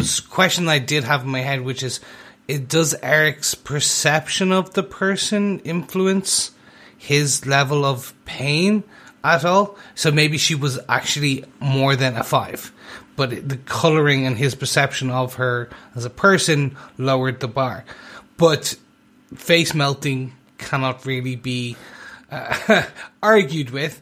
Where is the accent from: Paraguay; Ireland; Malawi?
Ireland; I am Irish